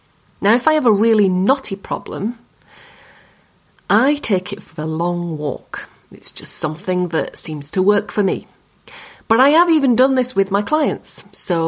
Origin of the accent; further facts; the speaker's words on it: Yorkshire and the Humber, United Kingdom; accent: Yorkshire; My accent. It's a Yorkshire accent.